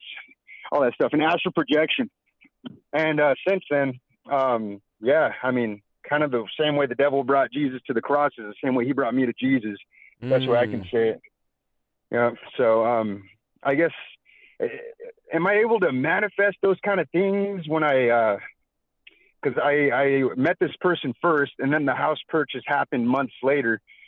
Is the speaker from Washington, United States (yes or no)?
yes; Tri-Cities, Washington, United States; I'm from Tri-Cities, Washington, from Pasco, Kennewick, Richland.